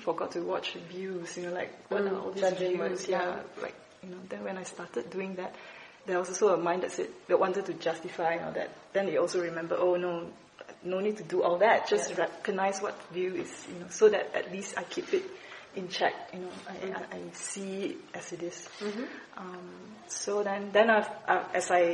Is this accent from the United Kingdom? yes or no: no; Malaysia; I was from Malaysia